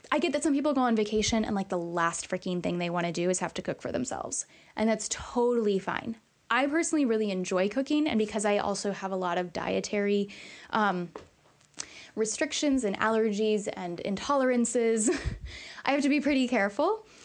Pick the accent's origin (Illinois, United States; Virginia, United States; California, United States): Illinois, United States; we're from Illinois